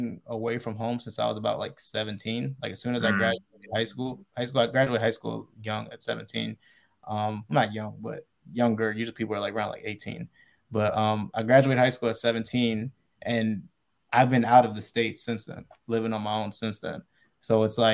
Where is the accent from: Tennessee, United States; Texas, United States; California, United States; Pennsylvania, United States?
Pennsylvania, United States; Reading; I grew up in Reading, Pennsylvania. It's like an hour away from Philly